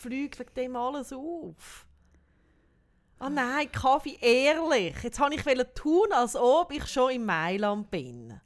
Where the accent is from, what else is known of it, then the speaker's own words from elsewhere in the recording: Switzerland; wir da in der Schweiz